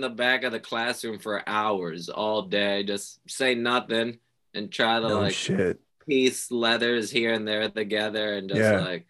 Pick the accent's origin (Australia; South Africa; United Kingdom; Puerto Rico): Puerto Rico; moved away; also born or lived in New York; I grew up in Puerto Rico.